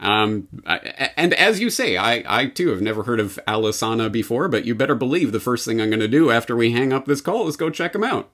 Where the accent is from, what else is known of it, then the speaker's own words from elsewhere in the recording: Canada; as a Canadian